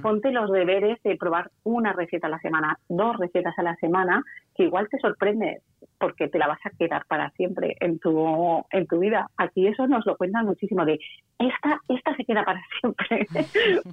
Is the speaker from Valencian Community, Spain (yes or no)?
yes; Valencia, Valencian Community, Spain; yo soy de Valencia